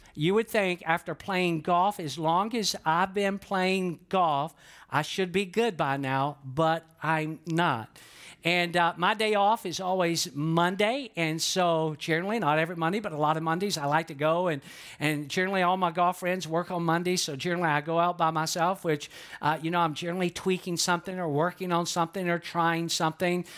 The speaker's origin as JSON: {"language": "English", "region": "the South", "country": "United States", "tie": "born or raised there", "moved": "yes", "said": "that I was born and raised in the South just based on how I talk"}